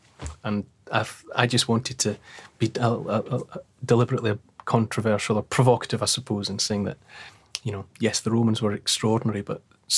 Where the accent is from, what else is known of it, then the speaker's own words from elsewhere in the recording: Dumfries, Scotland, United Kingdom; I think we had our first school trip to there, because I grew up in Dumfries.